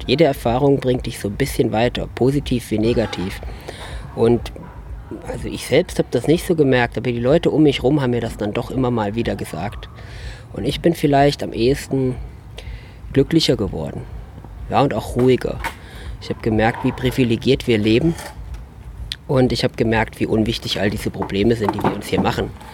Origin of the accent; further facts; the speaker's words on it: Wetzlos, Hesse, Germany; Wetzlos, das ist meine Heimat, seit ich vier Jahre alt bin. Und es ist einfach ein kleines Dorf mit ca. 100 Einwohnern im wunderbaren Haunetal